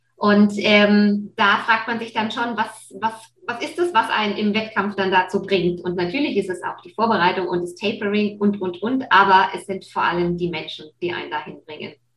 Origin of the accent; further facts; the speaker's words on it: Nuremberg and Fürth, Bavaria, Germany; was dann natürlich auch nicht weit von Nürnberg und Fürth weg ist, wo ich aufgewachsen bin.